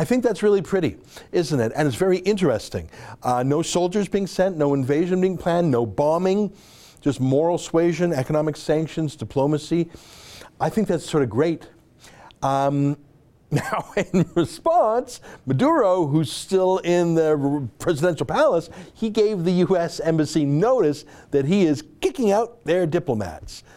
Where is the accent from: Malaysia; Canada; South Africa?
Canada; as a Canadian